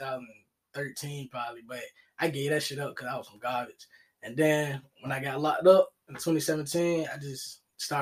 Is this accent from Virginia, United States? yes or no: yes; Virginia Beach, Virginia, United States; I'm from Virginia Beach, Virginia